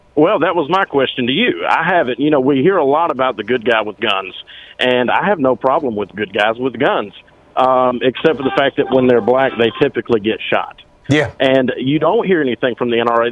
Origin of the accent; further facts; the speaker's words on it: Alabama, United States; I'm from Alabama